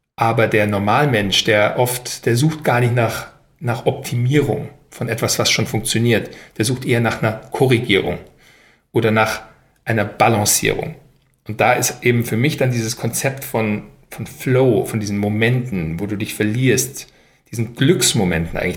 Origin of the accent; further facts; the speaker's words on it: Weilheim, Bavaria, Germany; moved away as an adult; also born or lived in United States / Paris / Berlin; Ich bin ja aufgewachsen in Weilheim in Oberbayern